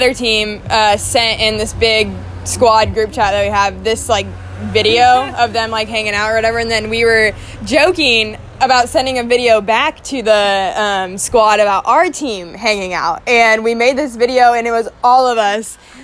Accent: United States; we're Americans

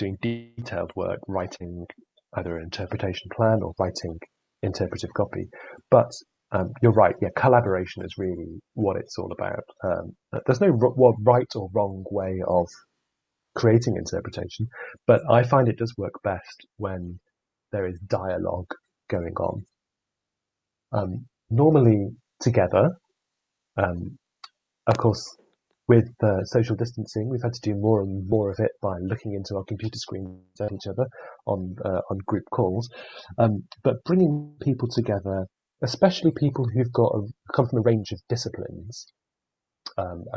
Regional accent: United Kingdom; we're British

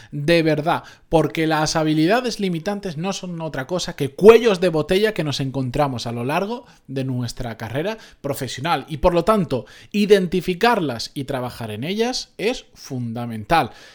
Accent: Benidorm, Valencian Community, Spain; de donde yo soy, de Benidorm, de aquella zona

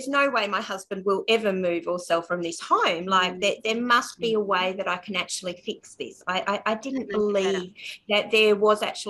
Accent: Australia; I'm Australian

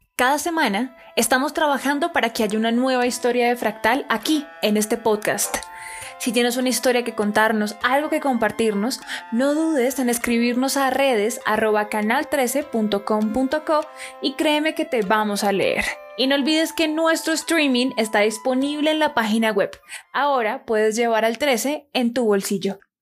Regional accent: Colombia; moved away as an adult; cuando yo ya con más de 20 años me fui a vivir fuera de Colombia

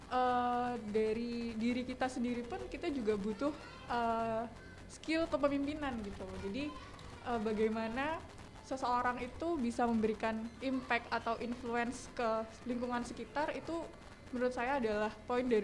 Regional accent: Jember, East Java, Indonesia; mahasiswa Fakultas Kedokteran Universitas Jember, asalnya dari Jember aja.

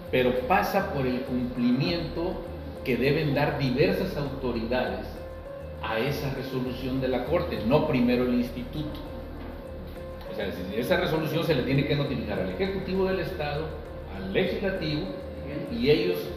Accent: Tamaulipas, Mexico; moved away; also born or lived in Chiapas; en mi tierra, en Tamaulipas

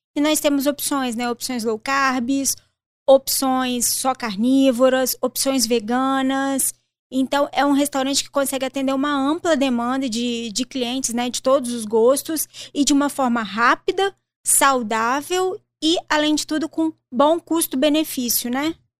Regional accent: Colatina, Espírito Santo, Brazil; also born or lived in Juiz de Fora, Minas Gerais; Eu sou de Colatina, Espírito Santo

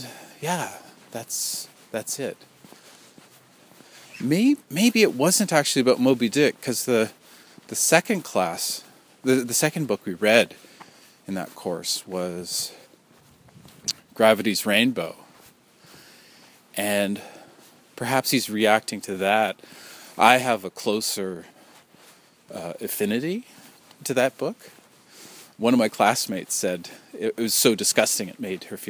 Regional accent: New Westminster, British Columbia, Canada; the name of the tribe in my hometown, you know, my city of New Westminster.

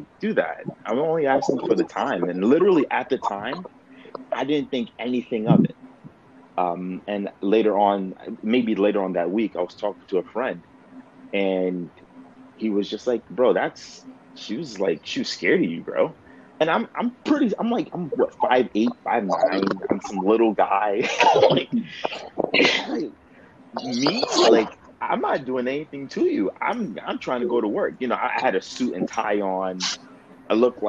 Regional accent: New York City, New York, United States; I grew up in New York, in the Bronx

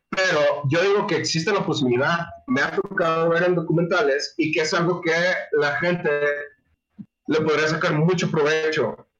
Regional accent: Mexico; somos mexicanos

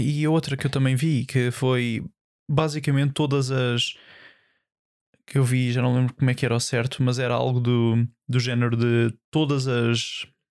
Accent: Almada, Lisbon, Portugal; eu sou da Almada

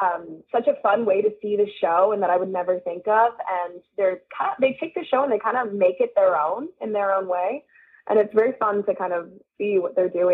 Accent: India; Yeah, it's so funny. It's because it's what I've known.

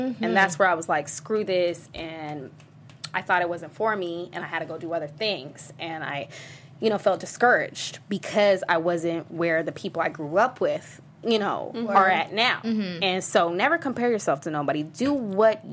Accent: San Diego, California, United States; I'm from San Diego, a small place called La Jolla

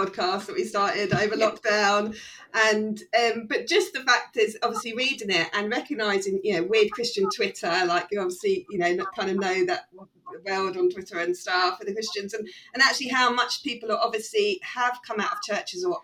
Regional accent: United Kingdom; being British

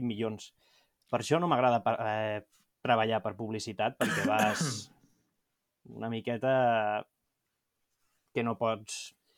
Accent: Montgat, Catalonia, Spain; soc de Montgat

